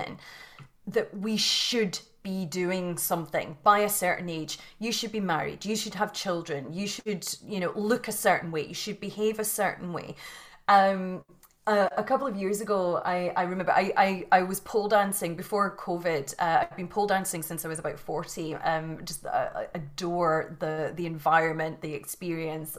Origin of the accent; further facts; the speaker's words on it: Scotland, United Kingdom; You can probably hear from the accent that I was born and bred in Scotland in the UK